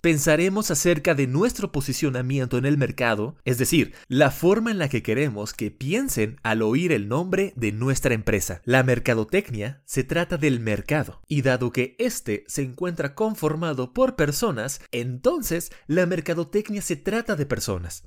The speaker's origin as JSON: {"language": "Spanish", "country": "Mexico", "also_born_or_lived": "Panama City", "moved": "as an adult", "said": "yo soy totalmente mexicano"}